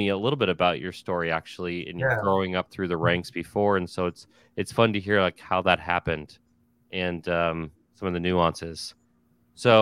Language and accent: English; outside of Philadelphia, Pennsylvania, United States; I was born outside of Philadelphia. My father's from Philadelphia